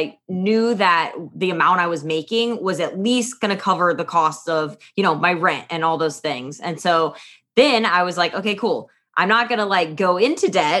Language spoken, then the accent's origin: English; Midwest, United States; moved away as an adult; also born or lived in London; now in New York City, United States; I grew up in the Midwest on a farm